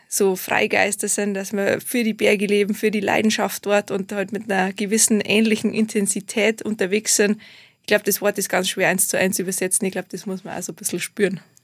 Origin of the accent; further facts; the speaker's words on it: Garmisch-Partenkirchen, Bavaria, Germany; Ich komme aus Garmisch-Partenkirchen